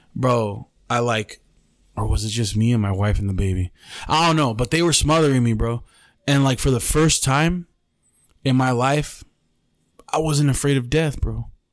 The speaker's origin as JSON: {"language": "English", "town": "Mexicali", "region": "Baja California", "country": "Mexico", "said": "We're from Mexicali"}